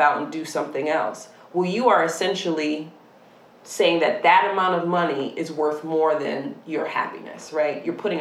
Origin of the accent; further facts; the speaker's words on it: Syracuse, New York, United States; moved away; growing up in Syracuse, New York